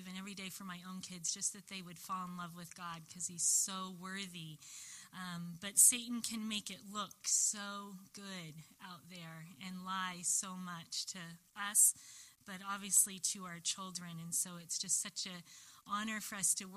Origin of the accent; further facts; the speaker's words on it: Long Beach, California, United States; I grew up, I was born in Long Beach